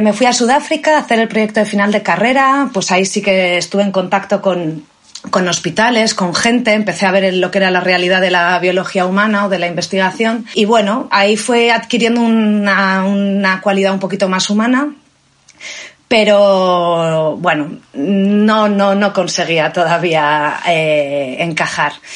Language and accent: Spanish; Valladolid, Castile and León, Spain; also born or lived in Barcelona / South Africa; now in Cantabria, Spain; nací en Valladolid.